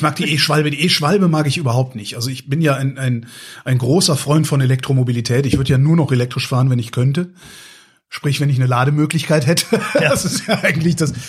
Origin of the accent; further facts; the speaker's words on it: near Cologne, North Rhine-Westphalia, Germany; ich bin ja in der Nähe von Köln groß geworden